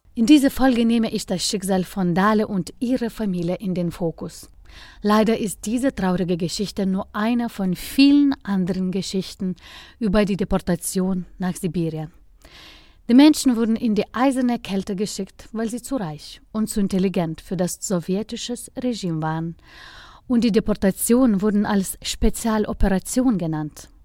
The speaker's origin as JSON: {"language": "German", "country": "Lithuania", "tie": "born or raised there", "said": "mein Heimatland"}